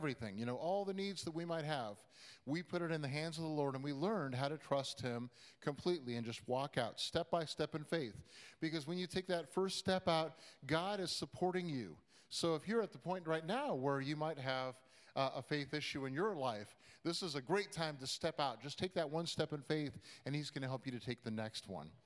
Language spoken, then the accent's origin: English; Midwest, United States; moved away as an adult; also born or lived in Iowa / Boston / New York / Chicago; we grew up in the Midwest